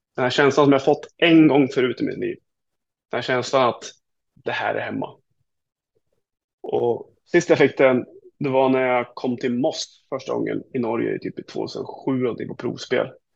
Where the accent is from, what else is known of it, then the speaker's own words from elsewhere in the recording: Sweden; jag som är svensk. Jag bor inte där.